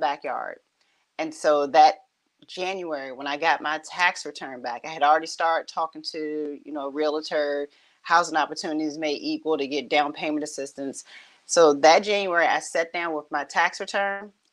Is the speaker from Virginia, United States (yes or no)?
yes; Richmond, Virginia, United States; I grew up and born and raised kind of in the same area. I'm right here in Southside, Richmond, Virginia